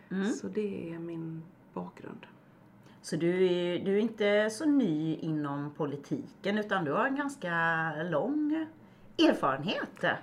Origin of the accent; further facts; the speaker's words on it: Kalmar County, Sweden; jag är bondebarn från Öland